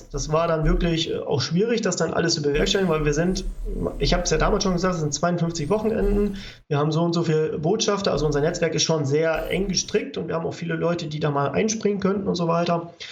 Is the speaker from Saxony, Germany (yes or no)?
yes; Saxony, Germany; ich komme ja jetzt hier aus Sachsen.